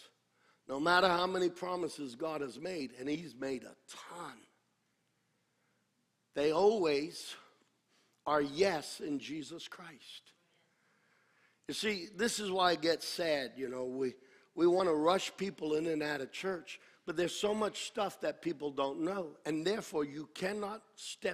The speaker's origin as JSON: {"language": "English", "country": "United States", "said": "I am an American"}